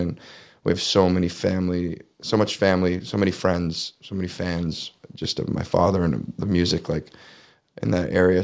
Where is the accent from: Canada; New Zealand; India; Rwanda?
Canada; Leamington, Ontario; born or raised there